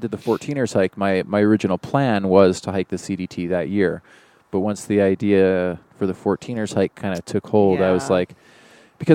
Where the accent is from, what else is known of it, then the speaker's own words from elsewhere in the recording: Oregon, United States; also born or lived in Washington; I grew up all over Oregon and Washington.